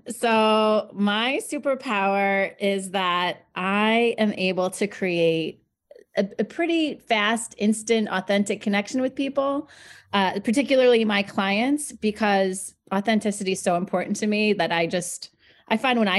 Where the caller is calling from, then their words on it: Long Island, New York, United States; I am joining you from the beautiful area of Long Island, New York.